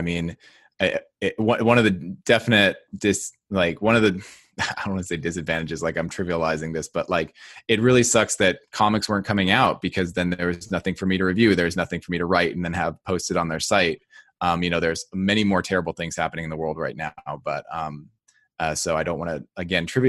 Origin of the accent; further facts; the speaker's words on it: New Jersey, United States; I grew up in New Jersey.